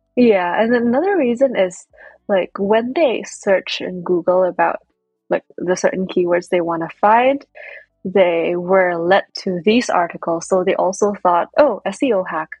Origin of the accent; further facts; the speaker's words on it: Indonesia; moved away as an adult; now in United States; I was born and raised in Indonesia